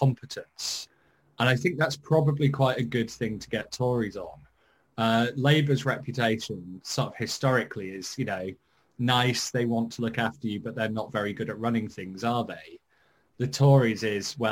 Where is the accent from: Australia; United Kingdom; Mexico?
United Kingdom; Yorkshire and the Humber; I'm a Yorkshireman